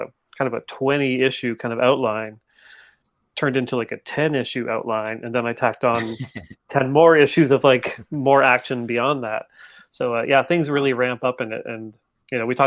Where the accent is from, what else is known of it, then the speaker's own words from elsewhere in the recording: Canada; I'm Canadian.